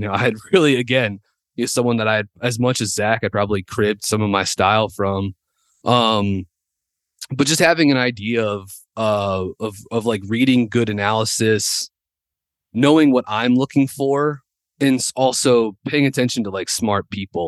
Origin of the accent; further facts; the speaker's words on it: Winston-Salem, North Carolina, United States; growing up in Winston, uh, my dad worked for Wake Forest